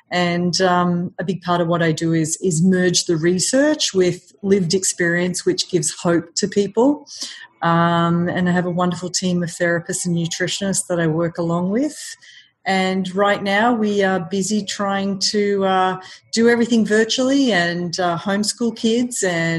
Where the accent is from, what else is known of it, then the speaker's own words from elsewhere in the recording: Melbourne, Victoria, Australia; now in New York, United States; Originally from Australia.